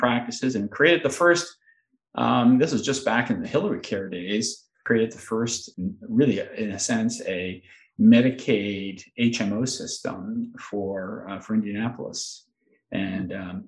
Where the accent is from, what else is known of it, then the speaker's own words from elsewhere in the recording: Montreal, Quebec, Canada; I grew up in Montreal and so Canadian by birth